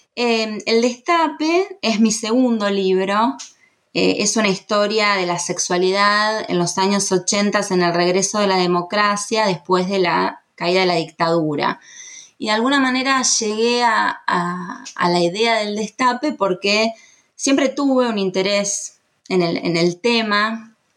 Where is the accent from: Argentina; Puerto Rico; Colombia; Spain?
Argentina; los argentinos